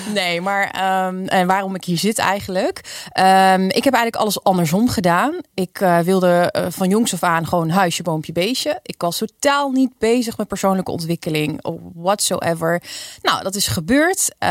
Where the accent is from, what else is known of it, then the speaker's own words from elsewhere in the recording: Nijmegen, Gelderland, Netherlands; also born or lived in Wijchen; ik kom eh, oorspronkelijk uit Nijmegen. Kijk. Eh, ik woon in een wiegje, Wiegen, een dorpje daarnaast.